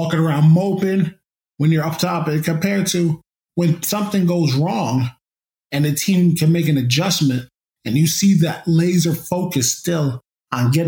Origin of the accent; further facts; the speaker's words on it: Woodbridge, New Jersey, United States; my hometown of Woodbridge, New Jersey